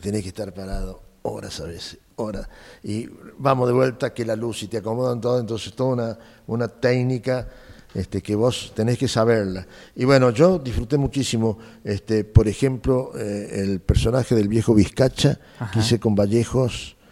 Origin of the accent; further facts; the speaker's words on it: San Luis, Argentina; moved away as an adult; also born or lived in Buenos Aires; los sanluiseños, el grupo de sanluiseños bailaba muy bien, bien bailábamos